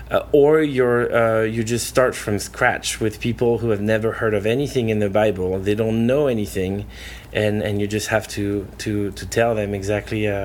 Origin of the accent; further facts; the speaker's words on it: Nouvelle-Aquitaine, France; I'm from France actually originally from the southwest of France, uh, like near Bordeaux.